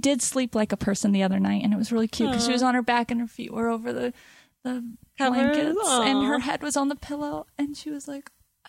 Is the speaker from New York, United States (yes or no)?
no; Topanga, California, United States; I'm from Topanga